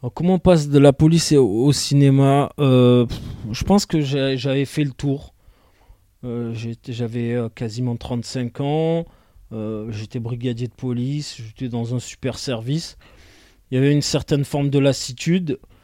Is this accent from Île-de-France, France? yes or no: no; Marseille, Provence-Alpes-Côte d'Azur, France; je suis né en 1980 à Marseille